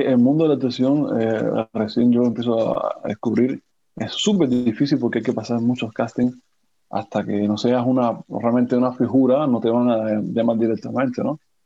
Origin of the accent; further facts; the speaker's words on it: Cuba; moved away as an adult; also born or lived in Havana; now in Paris, France; Soy un cubano atípico